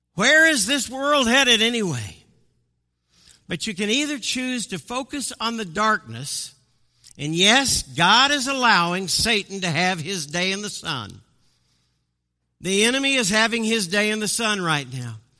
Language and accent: English; Midwest, United States; also born or lived in Colorado Springs, Colorado; I'm from the Midwest